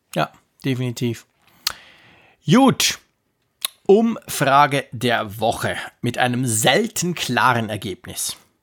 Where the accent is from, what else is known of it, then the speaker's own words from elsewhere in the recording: Switzerland; bei uns in der Schweiz